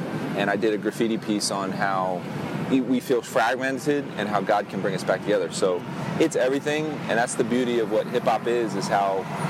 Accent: Miami, Florida, United States; born there; Yeah, I was born in Miami, June 26, 1975, Miami-Dade Hospital. And while I didn't necessarily grow up here, you know, I'd be here for Christmases and all the family functions.

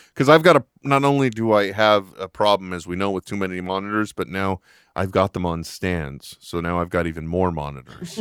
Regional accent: California, United States; I am from California

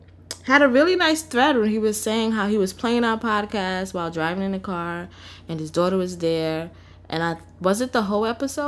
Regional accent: New York City, New York, United States; also born or lived in Harlem; So yes, I'm from the Bronx, and I acknowledge that as a part of me, but I didn't do a lot of Bronx things.

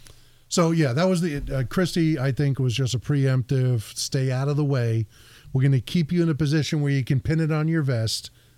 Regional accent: New Jersey, United States; moved away; I'm from Jersey.

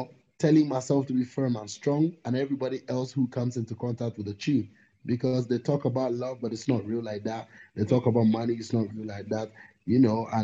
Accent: Ghana; I'm from Ghana, definitely African

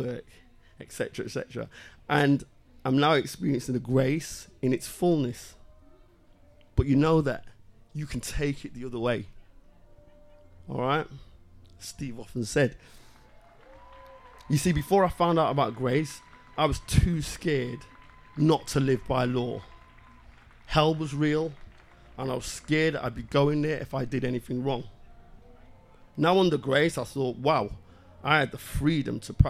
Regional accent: Liverpool, North West England, United Kingdom; moved away; also born or lived in Sussex; I was brought up in Liverpool with them

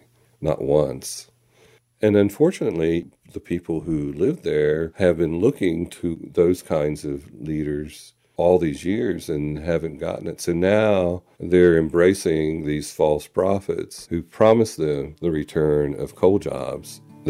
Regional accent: Mount Hope, West Virginia, United States; My hometown, Mount Hope

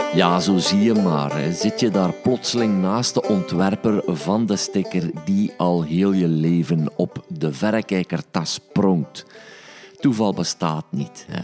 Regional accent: Stekene, Flanders, Belgium; also born or lived in Sint-Niklaas; ik ben een manneken, ik ben opgegroeid in Stekenen

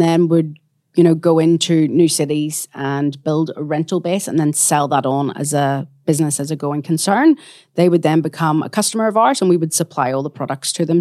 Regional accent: Belfast, Northern Ireland, United Kingdom; moved away as an adult; also born or lived in New Zealand / Australia; now in Perth, Australia; I'm from Belfast in Northern Ireland, and my parents immigrated out to New Zealand and then Australia when I was six months

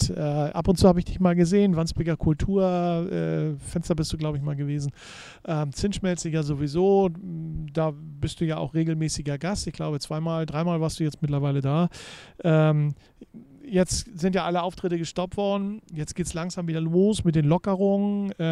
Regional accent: Serbia; moved away; Also das ist bei uns in Serbien ein bisschen anders

